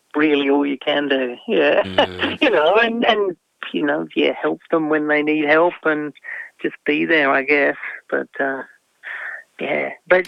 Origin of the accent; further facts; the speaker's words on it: Tasmania, Australia; people ask where I come from. I very rarely say Australia. It's not that I'm not proud of being Australian. I come from Tasmania